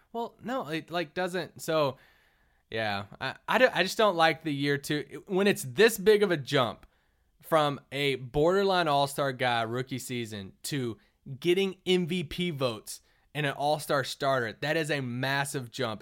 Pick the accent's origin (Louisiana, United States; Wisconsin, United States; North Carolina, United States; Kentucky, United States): Kentucky, United States; I'm from Kentucky